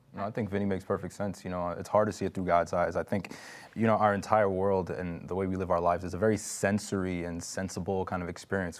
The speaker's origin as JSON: {"language": "English", "region": "New York", "country": "United States", "said": "I'm from New York"}